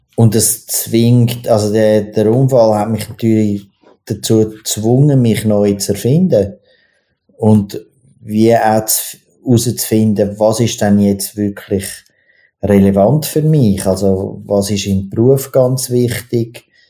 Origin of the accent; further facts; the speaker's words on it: Zurich, Switzerland; ich bin im, im, im Drogenzürich aufgewachsen, also im Niederdorf